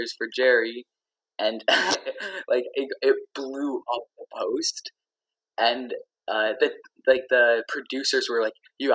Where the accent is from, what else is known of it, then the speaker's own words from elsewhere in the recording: Canada; I'm Canadian